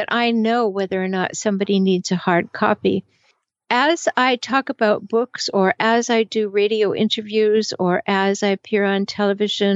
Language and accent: English; Canada; I'm from Canada, so I say it both ways.